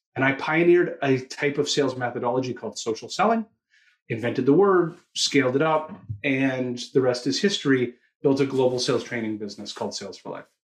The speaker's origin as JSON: {"language": "English", "town": "Toronto", "region": "Ontario", "country": "Canada", "also_born_or_lived": "Australia", "said": "you'll hear it in my accent, I'm from Toronto, Canada."}